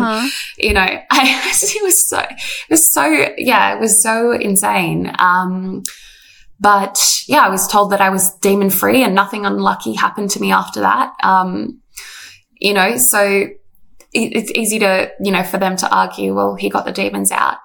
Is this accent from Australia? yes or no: yes; Canberra, Australian Capital Territory, Australia; moved away as an adult; also born or lived in Sydney; I grew up in Canberra, moved to Sydney to do Bible college